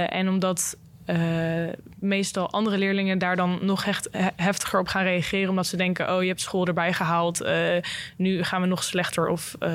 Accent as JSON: {"language": "Dutch", "town": "Wageningen", "region": "Gelderland", "country": "Netherlands", "said": "en ik kom ook uit Wageningen en ik studeer bedrijfs- en consumentenwetenschappen."}